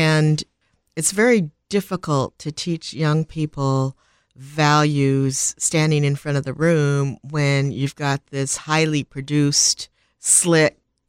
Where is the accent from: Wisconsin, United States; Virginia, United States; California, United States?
Wisconsin, United States; Milwaukee; born there; Well, I was born in Milwaukee, Wisconsin, and that's a little bit of an anomaly.